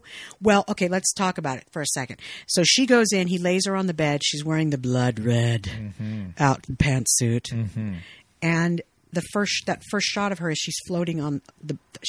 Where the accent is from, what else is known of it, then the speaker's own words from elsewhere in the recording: Fresno, California, United States; I'm from Fresno. Mexican family